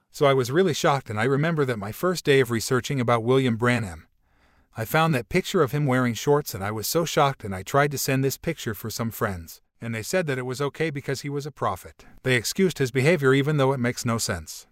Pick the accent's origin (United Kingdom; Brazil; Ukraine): Brazil; English is a second language; I was from Brazil